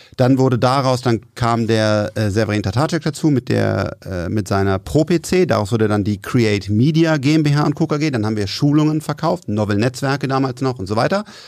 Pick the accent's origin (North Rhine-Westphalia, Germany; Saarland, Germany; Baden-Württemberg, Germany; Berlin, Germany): North Rhine-Westphalia, Germany; Bonn; wir kommen aus Bonn